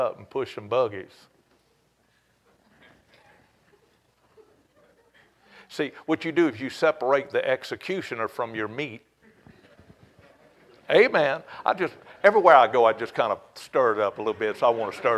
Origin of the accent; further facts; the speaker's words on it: Cajun, Louisiana, United States; you can tell that I'm a Cajun